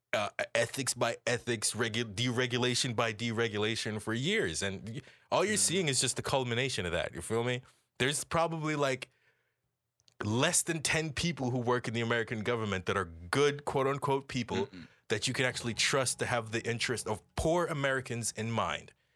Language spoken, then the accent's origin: English; Jamaica; as Jamaican people